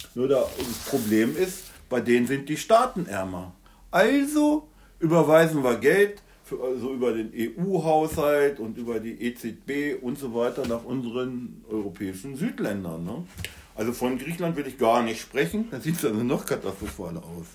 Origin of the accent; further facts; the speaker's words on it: Germany; bei uns in Deutschland